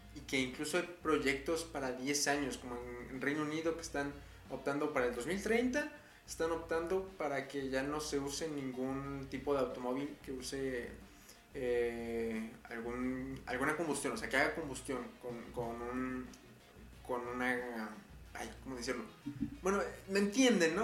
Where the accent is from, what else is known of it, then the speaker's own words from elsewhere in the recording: Puebla, Mexico; aquí en mi estado, en Puebla, yo soy de Puebla